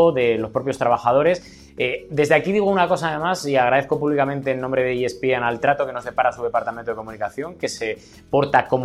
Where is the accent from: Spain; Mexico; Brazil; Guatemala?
Spain; Gijón, Asturias; moved away as an adult; now in Madrid, Spain; yo soy del norte de España, de Gijón, de Asturias